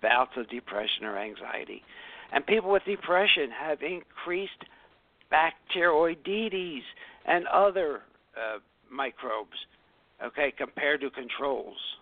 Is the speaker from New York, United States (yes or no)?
no; Philadelphia, Pennsylvania, United States; I grew up in South Philadelphia